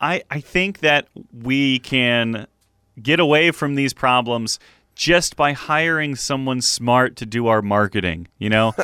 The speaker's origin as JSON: {"language": "English", "town": "Cleveland", "region": "Ohio", "country": "United States", "tie": "born or raised there", "said": "Growing up in Cleveland, I had several merchandise items with Chief"}